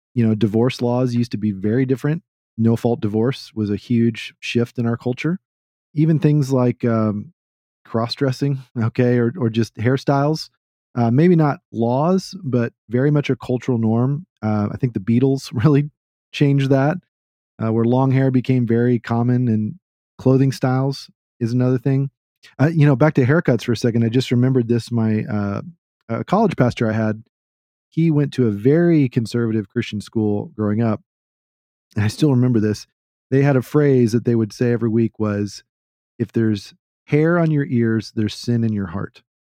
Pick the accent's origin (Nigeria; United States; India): United States; the South; I grew up in the South